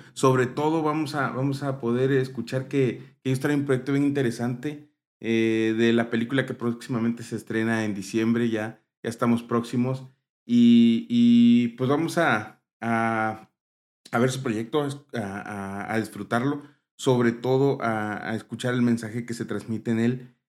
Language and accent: Spanish; Mexico; como mexicanos